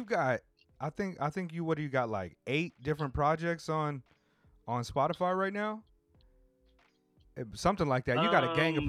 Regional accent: Oceanside, California, United States; You know, I grew up in Oceanside, but my aunt lived in Inglewood, so I would go out there and spend summers with her.

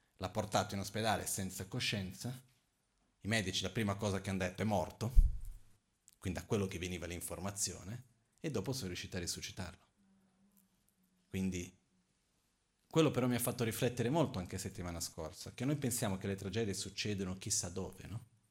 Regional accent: Brazil; Io son brasiliano

